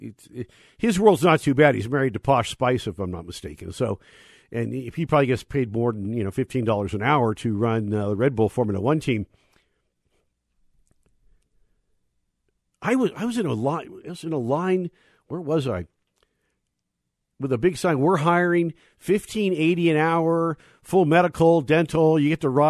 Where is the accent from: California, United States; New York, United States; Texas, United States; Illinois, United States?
California, United States; my home state anyway, of California